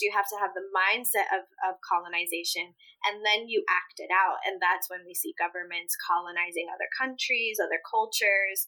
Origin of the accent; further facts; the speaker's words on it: Midwest, United States; first language Spanish; English is a second language; also born or lived in Puerto Rico / upstate New York; particularly in the Midwest where we were living